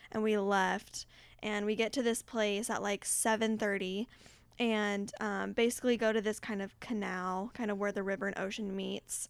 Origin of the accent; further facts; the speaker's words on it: United States; me being an American